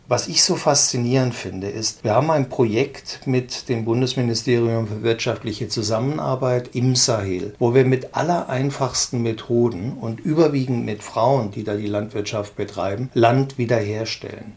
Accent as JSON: {"language": "German", "country": "Germany"}